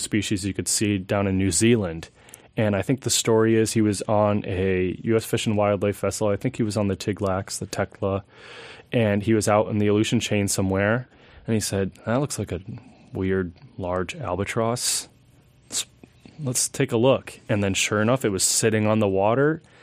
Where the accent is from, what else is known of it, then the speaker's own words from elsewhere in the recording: Alaska, United States; growing up in Alaska